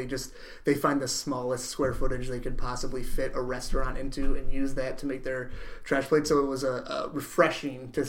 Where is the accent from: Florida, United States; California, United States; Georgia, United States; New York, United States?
New York, United States; Webster; at Empire Hots in Webster, New York, my hometown